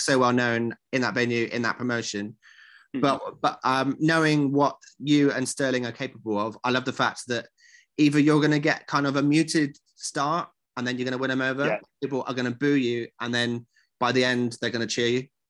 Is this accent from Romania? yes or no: no; West Country, South West England, United Kingdom; I'm also a West Country boy